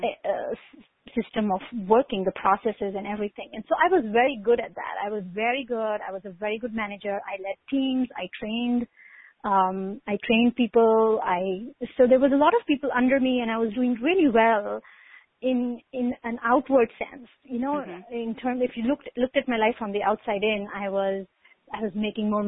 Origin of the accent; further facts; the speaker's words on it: India; I grew up in India